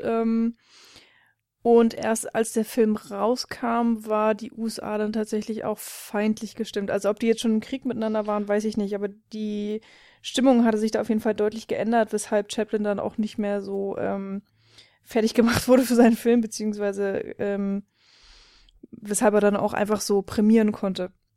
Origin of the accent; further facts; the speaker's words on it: Germany; als Deutscher